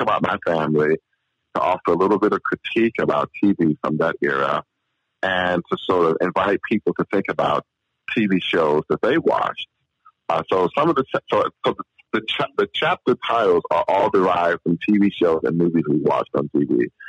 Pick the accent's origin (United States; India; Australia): United States; St. Louis, Missouri; moved away as an adult; also born or lived in Utah / Oklahoma / San Diego; thank you so much for having me on your program. I grew up in St. Louis.